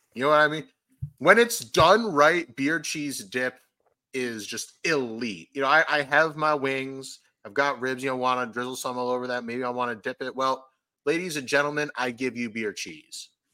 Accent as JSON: {"language": "English", "country": "United States", "tie": "born or raised there", "also_born_or_lived": "New England (Patriots territory)", "said": "I lived most of my life, regrettably, in Eagles territory"}